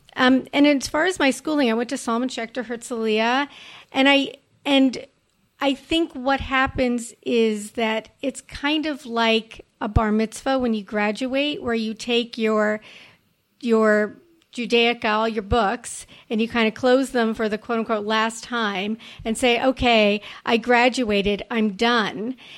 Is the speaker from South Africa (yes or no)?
no; Montreal, Quebec, Canada; when I grew up in Montreal